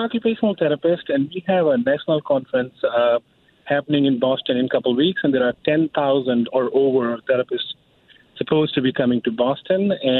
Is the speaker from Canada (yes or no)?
no; India; now in Cambridge, United States; I'm originally from India, but I work in Cambridge.